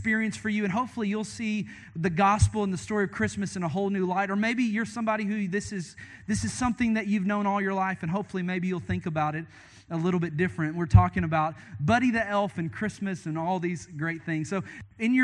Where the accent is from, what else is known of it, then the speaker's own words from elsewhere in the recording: Hanson, Kentucky, United States; moved away; Called Hanson, Kentucky, is where I was raised